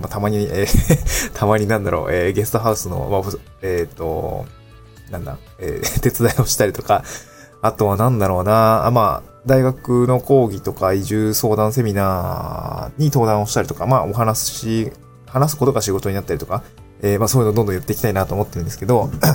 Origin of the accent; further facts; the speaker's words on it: Niigata, Japan; also born or lived in Aomori / Tokyo; now in Awaji Island, Japan; 青森住んでたし、新潟にも、新潟で生まれたので